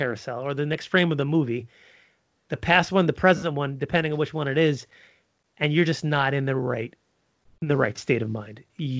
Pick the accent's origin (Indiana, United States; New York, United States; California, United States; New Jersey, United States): New York, United States; New York City; I'm from Brooklyn